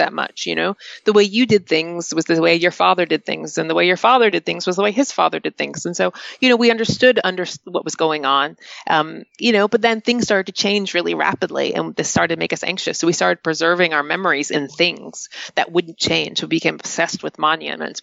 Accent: North Carolina, United States; moved away as an adult; now in United Kingdom; where I grew up in North Carolina

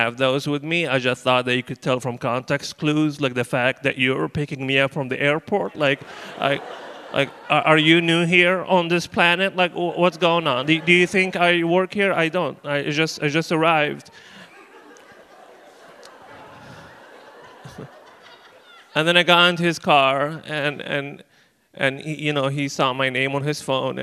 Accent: Libya; moved away; I'm originally from Libya

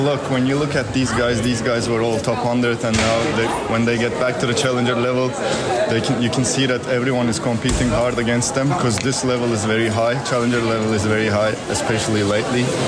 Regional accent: Izmir, Turkey; we played in Turkey. It was my hometown

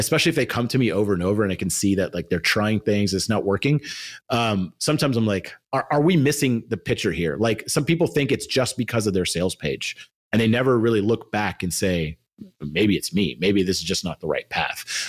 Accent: Austin, Texas, United States; I come from Austin, which now is becoming a little bit of a tech hub

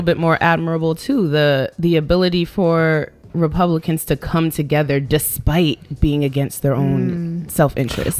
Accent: Virginia, United States; now in New York, United States; I grew up in Virginia

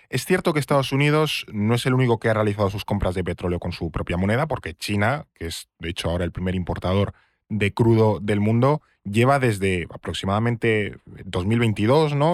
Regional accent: Spain

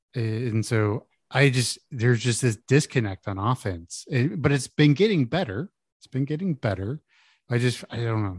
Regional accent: Houston, Texas, United States; I grew up in Houston

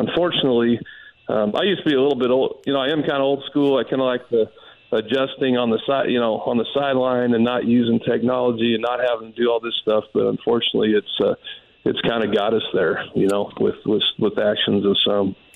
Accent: Denver, Colorado, United States; growing up in Denver, being a Denver Broncos fan

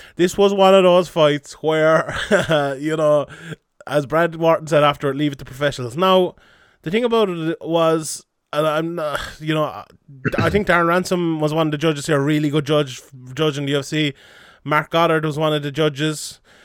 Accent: Ireland

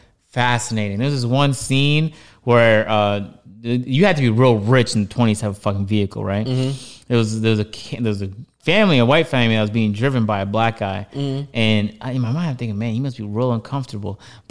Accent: Toronto, Ontario, Canada; the slight racism I experienced growing up in Toronto.

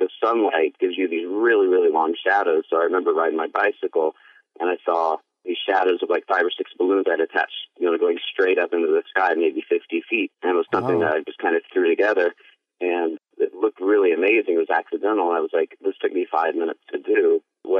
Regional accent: New York, United States; I'm from New York.

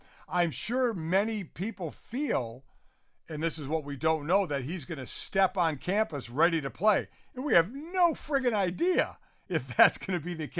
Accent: Cleveland, Ohio, United States; You know, I grew up in Cleveland, where we get 8,000-10,000 a game, and you get a lot of high recruits out of the Cleveland area.

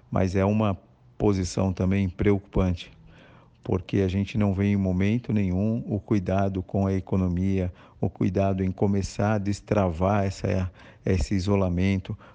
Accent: Brazil; como brasileiros

